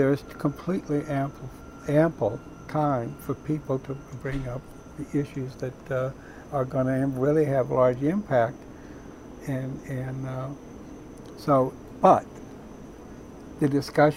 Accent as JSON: {"language": "English", "region": "Texas", "country": "United States", "tie": "born or raised there", "moved": "yes", "lives_now": "Staten Island, United States", "said": "I was born and raised in Texas"}